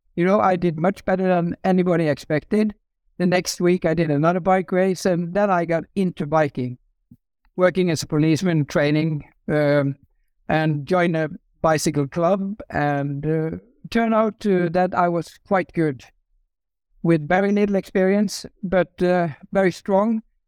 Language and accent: English; Norway; I grew up in Norway